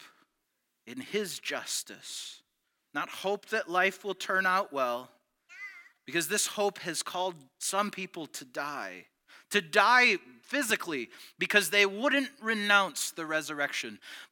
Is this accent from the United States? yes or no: yes; United States; I was born in the United States